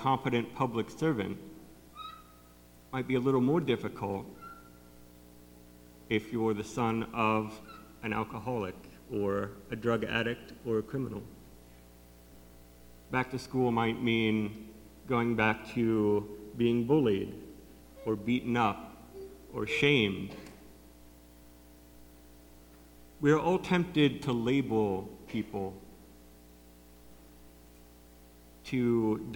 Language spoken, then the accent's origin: English; North Canton, Ohio, United States; When I was growing up, my dad was the city engineer for the city of North Canton, which is my hometown